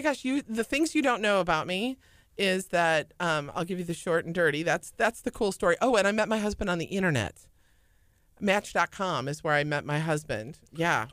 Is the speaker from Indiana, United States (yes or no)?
no; St. Charles, Illinois, United States; moved away as an adult; also born or lived in Jackson, Tennessee / Richmond, Virginia; now in Houston, United States; I was born and raised in Saint Charles, Illinois.